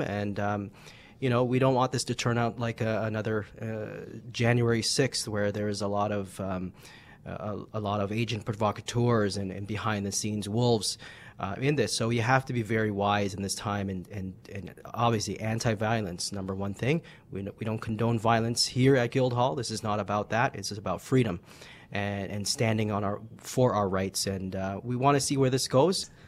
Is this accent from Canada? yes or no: yes; Canada; as Canadians